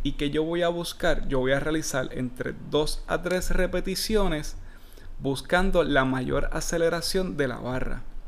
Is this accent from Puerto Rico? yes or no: yes; Puerto Rico; yo soy bien puertorriqueño